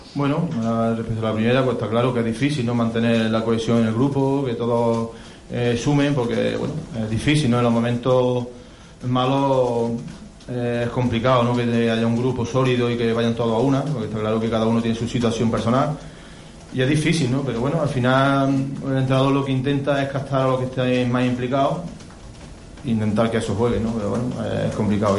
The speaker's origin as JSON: {"language": "Spanish", "town": "Córdoba", "region": "Andalusia", "country": "Spain", "said": "el equipo de mi tierra"}